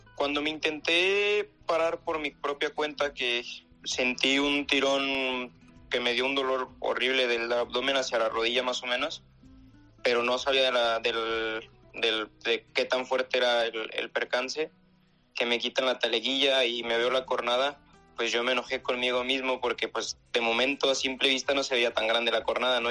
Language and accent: Spanish; Guadalajara, Jalisco, Mexico; now in Spain; yo soy de Guadalajara, tengo ya aquí bastante tiempo en España queriendo ser torero.